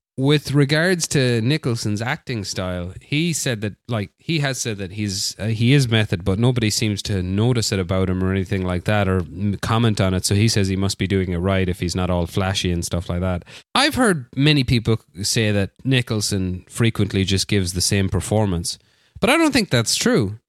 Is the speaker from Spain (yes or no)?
yes; Barcelona, Catalonia, Spain; my hometown, Barcelona